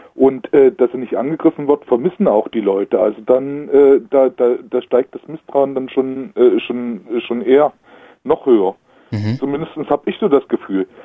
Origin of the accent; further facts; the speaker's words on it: eastern Germany, East Germany, Germany; hier bei uns im Osten